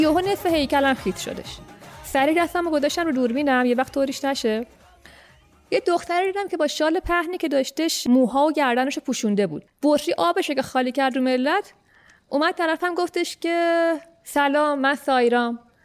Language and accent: Persian; Iran